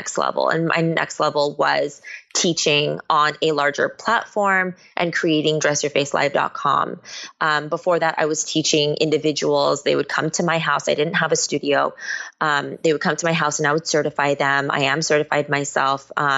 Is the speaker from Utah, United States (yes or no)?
no; Bay Area, California, United States; moved away as an adult; now in Los Angeles, United States; I was born here in LA, but I was raised in the Bay Area